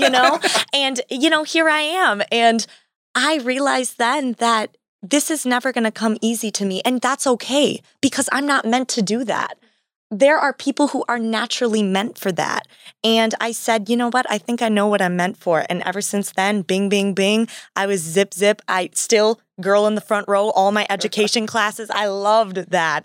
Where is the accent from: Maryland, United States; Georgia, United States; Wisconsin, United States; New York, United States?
Wisconsin, United States; I'm from Wisconsin